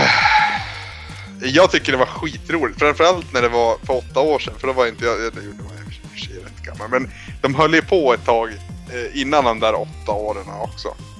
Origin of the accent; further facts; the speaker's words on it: Norrland, Sweden; jag är från Norrland.